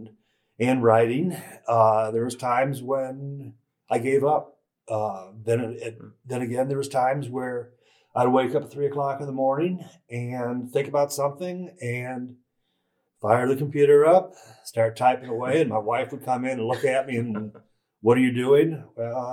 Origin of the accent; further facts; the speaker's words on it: Carlisle Township, Ohio, United States; I was born in Carlisle Township